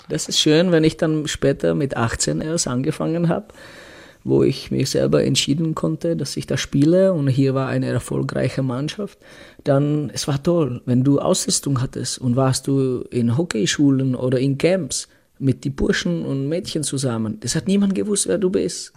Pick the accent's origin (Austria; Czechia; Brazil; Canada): Czechia; Litvínov, Ústí nad Labem Region; German is a second language; moved away as an adult; ich bin äh, aus Tschechien, aus kleinen Stadt, aus Litvinov